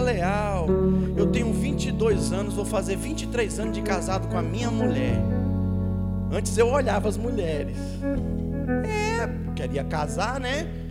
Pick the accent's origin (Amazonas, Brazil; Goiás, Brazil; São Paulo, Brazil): Amazonas, Brazil; Manaus; moved away; a minha cidade natal, Manaus